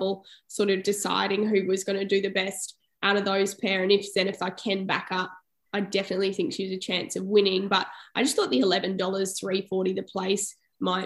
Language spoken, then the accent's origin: English; Toowoomba, Queensland, Australia; my hometown, obviously, in Toowoomba